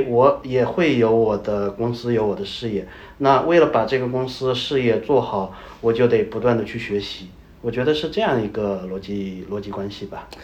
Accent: China; moved away as an adult; now in Pakistan; 我们中国人

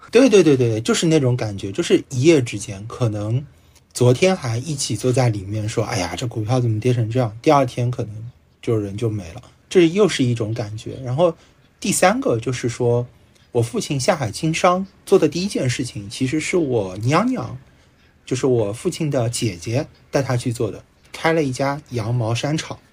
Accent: Shanghai, China; 我小时候是住在静安， 住过一阵子吧

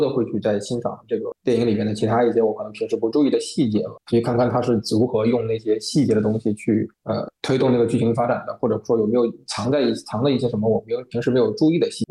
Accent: Guangdong, China; 我是在广东地区长大的，啊，那么然后因为我们这边当时是能够，能够看到一些香港的电视台

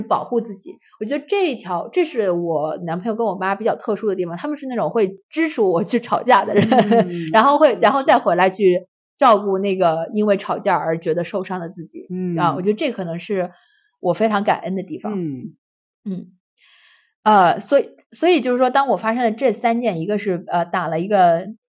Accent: China; moved away as an adult; now in United States; 我们在中国长大

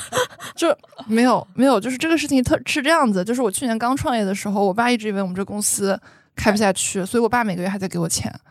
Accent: Shanghai, China; 我是上海人

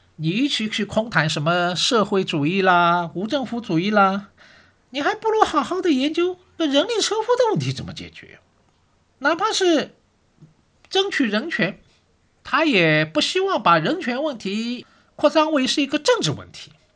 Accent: Shanghai, China; 我是上海人

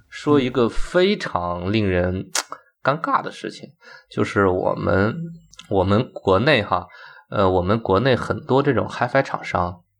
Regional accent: China; 我们中国人做这个东西可以比你强

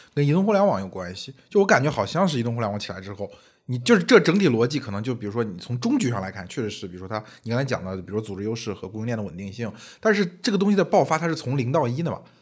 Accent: Henan, China; 我自己作为河南人

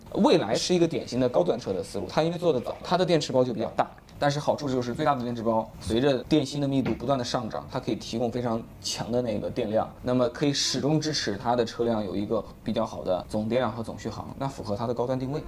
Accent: Hubei, China; 我在湖北石岩长大

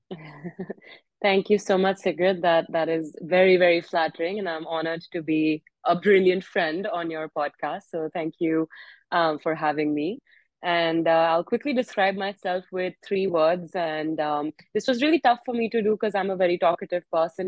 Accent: India; now in United States; i'm in the us i'm indian

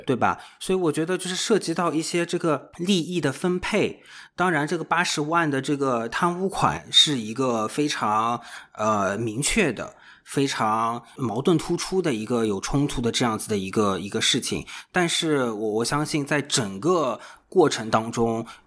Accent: Shanghai, China; 因为我本身是上海人嘛

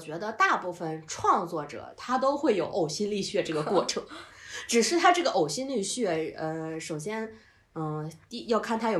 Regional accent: Northeast China, China; 虽然我是东北人，但是我真的不喜欢二人转，我也不喜欢东北喊麦

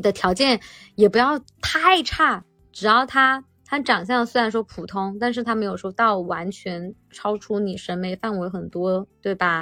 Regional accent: Yulin, Guangxi, China; now in Shenzhen, China; 我来自于广西的一个小城市

